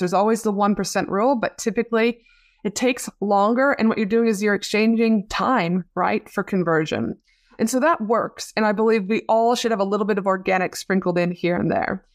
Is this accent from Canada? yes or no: yes; Canada; now in Australia; you're very close to my hometown back in Canada